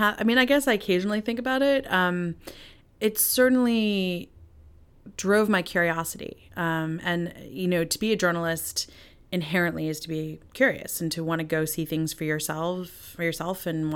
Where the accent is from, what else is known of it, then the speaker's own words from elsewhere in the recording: New York, United States; born there; and they met in Zambia and married in Malawi, and I was born in New York.